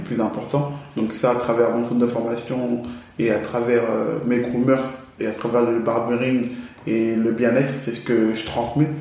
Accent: France; also born or lived in Paris / Villers-Cotterêts / Aulnay-sous-Bois; j'ai grandi dans le 02 à Villers-Cotterêts, grosse première partie de ma jeunesse. D'accord. La seconde partie, j'ai grandi à Aulnay-sous-Bois, chez ma tante

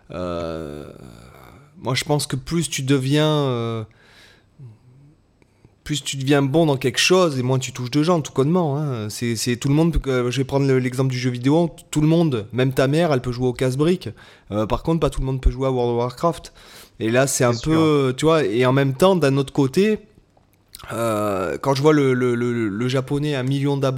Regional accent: France; on est français

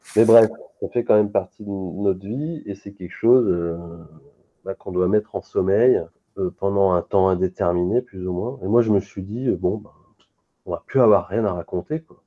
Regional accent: Lyon, Auvergne-Rhône-Alpes, France; je suis lyonnais

